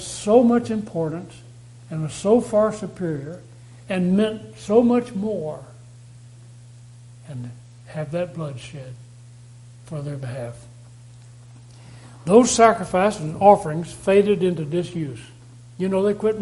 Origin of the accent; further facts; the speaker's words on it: Texas, United States; I come from Texas. I come from a place where people have a great value on animals